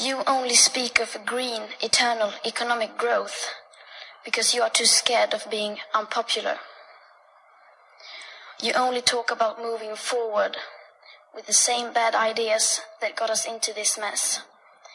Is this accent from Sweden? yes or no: yes; Sweden; I am 15 years old and I'm from Sweden.